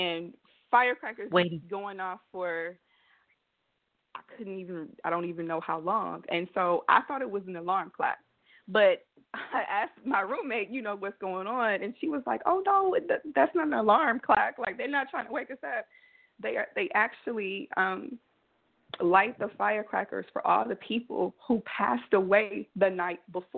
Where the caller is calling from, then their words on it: Belize; I'm in Belize right now.